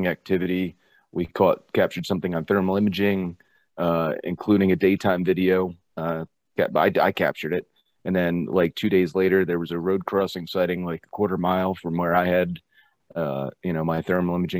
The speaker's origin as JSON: {"language": "English", "region": "New Jersey", "country": "United States", "tie": "born or raised there", "also_born_or_lived": "Florida", "moved": "as an adult", "said": "I grew up in New Jersey, and I moved down to Florida for this girl"}